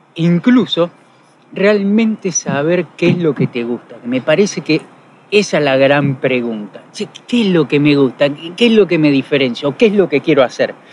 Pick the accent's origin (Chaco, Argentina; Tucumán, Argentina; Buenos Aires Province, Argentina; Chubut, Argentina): Buenos Aires Province, Argentina; Mar del Plata; Soy de Mardel, tengo mis amigos, son los que me conocen